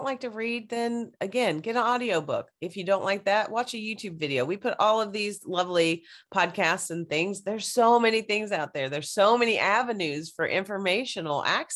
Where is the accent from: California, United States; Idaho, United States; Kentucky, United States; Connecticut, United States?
Kentucky, United States; growing up in Kentucky